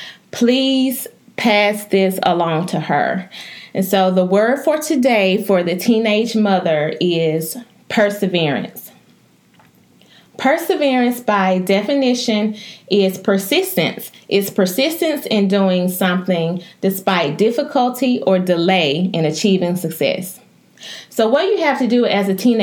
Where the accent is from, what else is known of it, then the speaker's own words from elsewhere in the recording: West Point, Mississippi, United States; also born or lived in Memphis, Tennessee; I am from West Point, Mississippi.